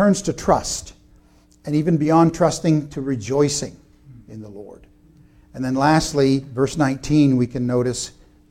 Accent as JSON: {"language": "English", "country": "United States", "said": "as Americans or even as American Christians"}